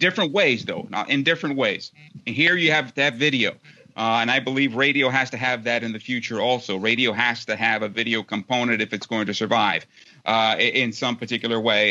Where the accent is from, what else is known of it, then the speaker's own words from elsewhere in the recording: San Diego, California, United States; there was a satellite campus in my hometown of San Diego